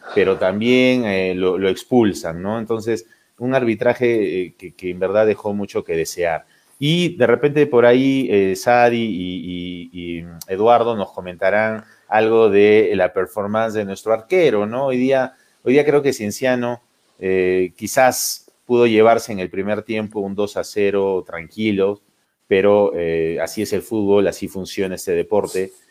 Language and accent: Spanish; Cusco, Peru; como cusqueños